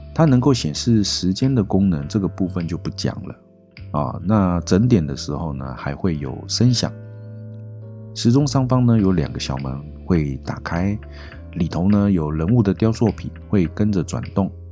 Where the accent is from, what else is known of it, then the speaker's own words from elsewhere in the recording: Taiwan; 我们台湾人